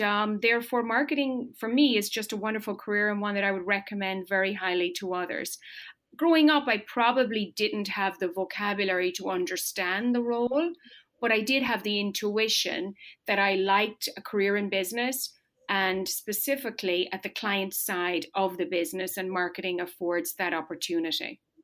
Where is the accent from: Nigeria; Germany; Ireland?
Ireland; moved away as an adult; now in United States; I was born and raised in rural Ireland. I grew up on a farm.